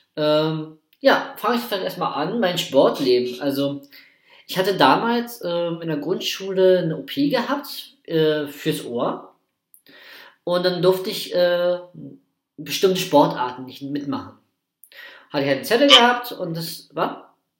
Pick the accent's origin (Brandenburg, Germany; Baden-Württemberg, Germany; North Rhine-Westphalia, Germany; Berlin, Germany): Brandenburg, Germany; Prenzlau; auf Freilichtbühne bei uns in Prenzlau